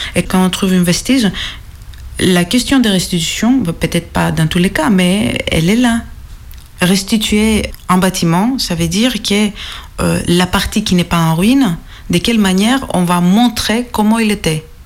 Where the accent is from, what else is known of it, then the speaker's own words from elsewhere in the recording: Greece; accent: Greek; French is a second language; mon accent est grec